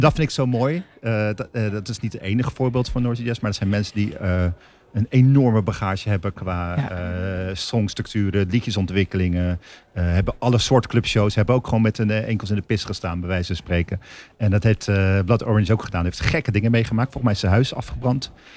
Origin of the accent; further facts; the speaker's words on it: Rotterdam, South Holland, Netherlands; als Rotterdammer, vind ik mezelf